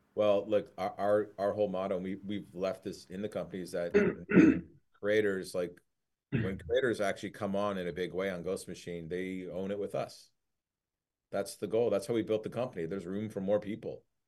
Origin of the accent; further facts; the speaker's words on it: Detroit, Michigan, United States; my dad is Lebanese and my mom's, like, from Ohio. And growing up in Detroit